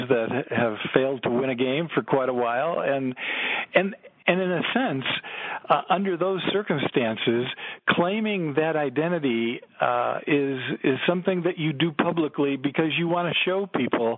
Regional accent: Chicago, Illinois, United States; I grew up in Chicago

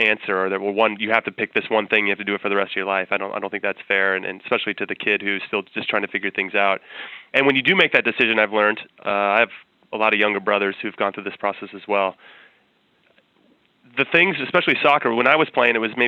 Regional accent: Temple City, California, United States; camp in Southern California where I grew up in Temple City

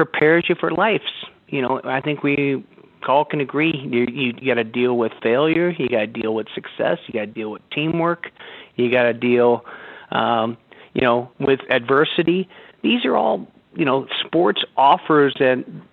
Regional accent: St. Louis, Missouri, United States; I grew up in St. Louis, Missouri

